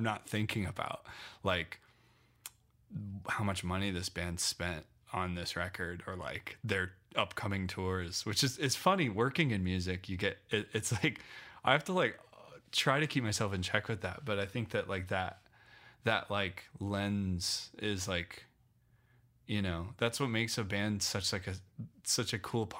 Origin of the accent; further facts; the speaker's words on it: Loveland, Colorado, United States; moved away as an adult; also born or lived in Phoenix; Yeah. So I grew up in Loveland, until I was 18, and then I moved to Phoenix for 8